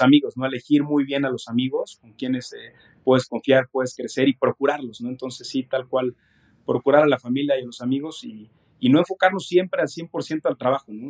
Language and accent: Spanish; Mexico; yo soy mexicano, aquí nací, aquí he crecido eh, toda mi vida